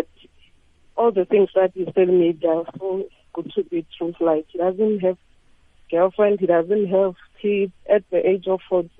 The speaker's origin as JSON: {"language": "English", "region": "Limpopo", "country": "South Africa", "moved": "as an adult", "lives_now": "Gauteng, South Africa", "said": "We are from Limpopo"}